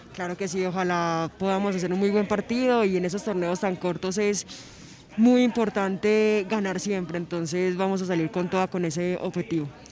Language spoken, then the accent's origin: Spanish; Antioquia, Colombia; also born or lived in Bogotá / Brazil / Spain; regresé a mi, a mi tierrita que es donde uno siempre vuelve